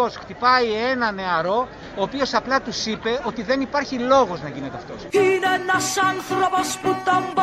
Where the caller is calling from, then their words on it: Heraklion, Crete, Greece; από το Ηράκλειο τη Κρήτη.